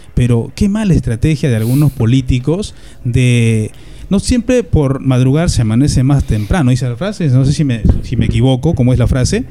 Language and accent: Spanish; Sayán, Lima, Peru; also born or lived in Huacho; Yo soy, yo provengo de Lima Provincias, de Distrito de Sayán, Huacho y Lima Provincias también.